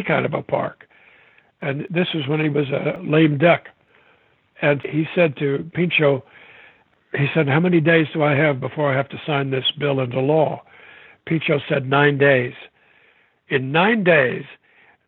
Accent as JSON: {"language": "English", "area": "the Ozarks", "region": "Arkansas", "country": "United States", "tie": "born or raised there", "said": "I grew up in Arkansas in the Ozarks."}